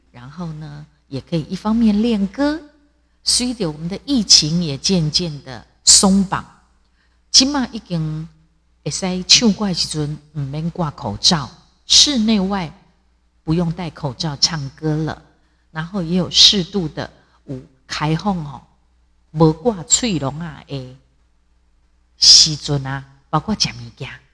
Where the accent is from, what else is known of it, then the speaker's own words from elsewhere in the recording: Taiwan; 我是台湾人